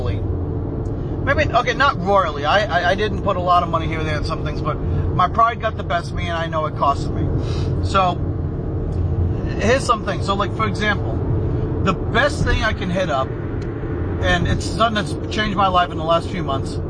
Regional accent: United States; I'm an American

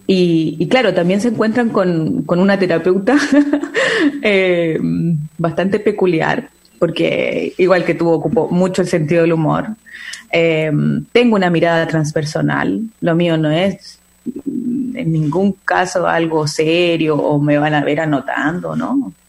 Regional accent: Chile; soy chilena

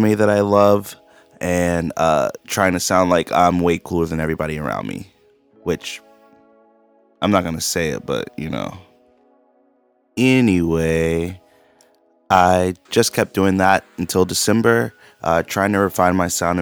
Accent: Charleston, South Carolina, United States; I'm a creative from Charleston, South Carolina

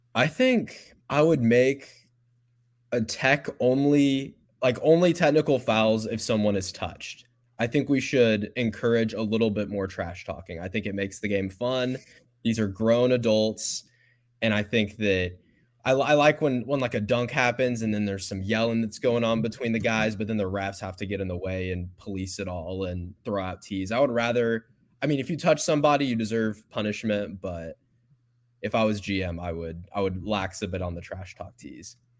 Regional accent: Houston, Texas, United States; my hometown, Houston

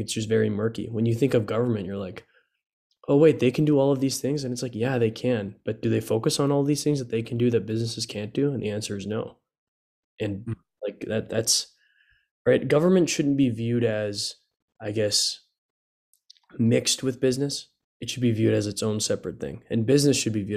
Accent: United States; as an American

